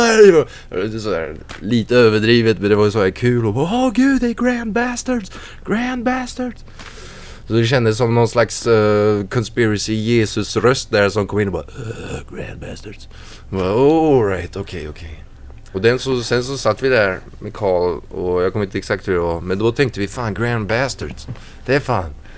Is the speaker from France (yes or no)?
yes; France; moved away as an adult; also born or lived in Nyköping, Sweden / Värmland, Sweden; now in Sweden; Jag är född i, i Frankrike och uppvuxen där